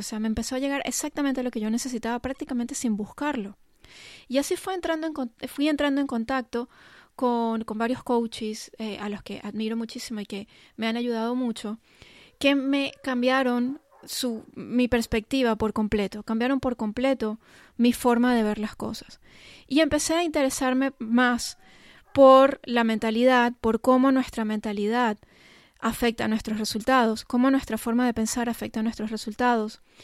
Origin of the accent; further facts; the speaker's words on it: Venezuela; also born or lived in England; Yo soy de Venezuela, cuando eso vivíamos en Venezuela y mis padres nos llevaron a pasar un año en Inglaterra